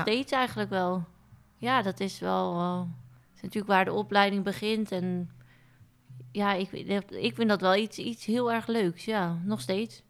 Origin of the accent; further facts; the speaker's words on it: Onnen, Groningen, Netherlands; ik ben opgegroeid in Groningen, in Onne om precies te zijn, een heel klein dorpje